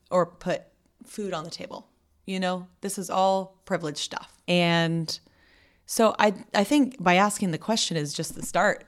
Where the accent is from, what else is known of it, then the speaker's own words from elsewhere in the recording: Santa Barbara, California, United States; I grew up mostly in Santa Barbara.